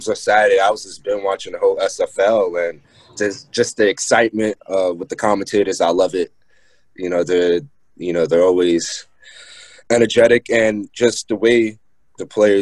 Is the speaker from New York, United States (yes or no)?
yes; New York City, New York, United States; I'm from Queens, New York.